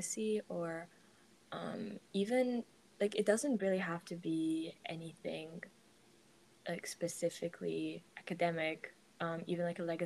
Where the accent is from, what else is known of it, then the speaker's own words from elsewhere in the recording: Warsaw, Masovian Voivodeship, Poland; I'm from Warsaw, Poland